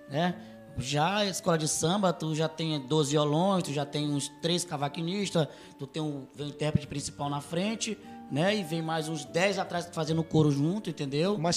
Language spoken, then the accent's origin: Portuguese; São Luís, Maranhão, Brazil; Eles, lá no nosso bairro, lá em São Luís, no bairro do Anil, a gente sempre teve aquela grada